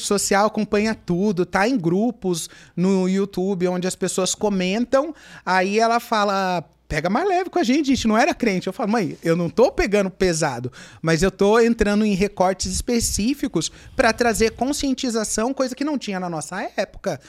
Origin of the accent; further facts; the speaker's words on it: Mogi das Cruzes, São Paulo, Brazil; eu sou de Mogi das Cruzes